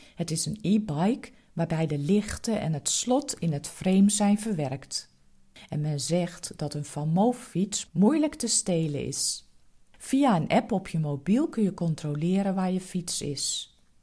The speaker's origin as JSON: {"language": "Dutch", "country": "Netherlands", "said": "Als echte Nederlanders"}